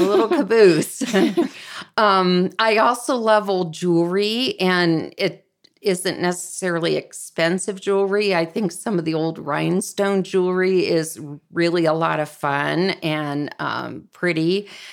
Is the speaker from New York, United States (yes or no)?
no; Columbus, Ohio, United States; where I grew up in Columbus, Ohio